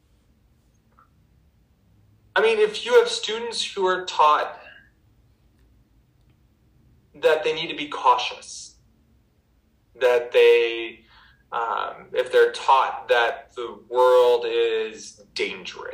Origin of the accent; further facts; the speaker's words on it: Albuquerque, New Mexico, United States; I grew up in Albuquerque, New Mexico